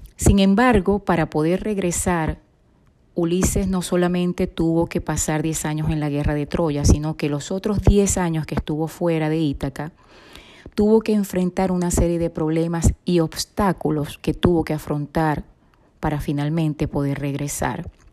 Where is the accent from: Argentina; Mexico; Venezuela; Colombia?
Venezuela; moved away as an adult; Soy venezolana de nacimiento, psicóloga, inmigrante